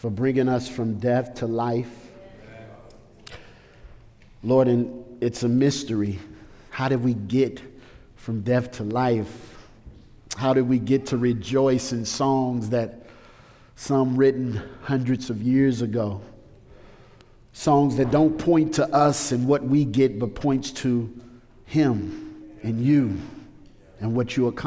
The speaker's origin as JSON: {"language": "English", "town": "St. Louis", "region": "Missouri", "country": "United States", "tie": "born or raised there", "said": "I grew up in St. Louis in a drug and gang culture of St. Louis."}